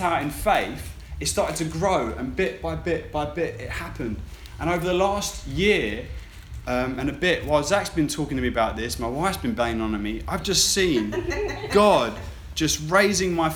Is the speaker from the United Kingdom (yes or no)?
yes; United Kingdom; I'm British